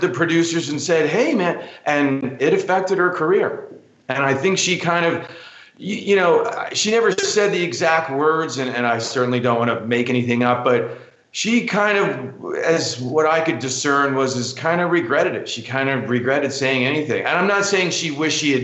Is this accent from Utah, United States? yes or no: no; New York City, New York, United States; I grew up in New York City. Like I said, I'm a kid from Queens